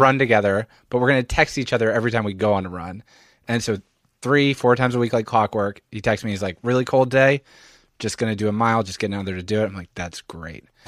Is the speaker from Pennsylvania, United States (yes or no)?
yes; Philadelphia, Pennsylvania, United States; moved away as an adult; also born or lived in Montreal; now in New York, United States; I'm from Philadelphia, suburban Philadelphia